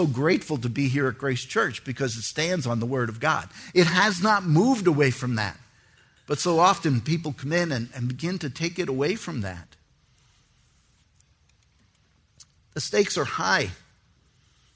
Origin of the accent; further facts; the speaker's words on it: New York City, New York, United States; I was born in New York City